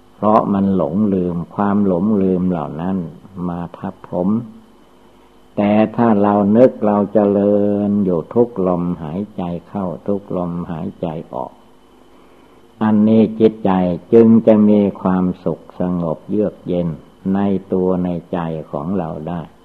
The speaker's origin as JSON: {"language": "Thai", "country": "Thailand", "said": "เราทุกคนก็ได้เกิดมาในประเทศชาติบ้านเมืองไทย"}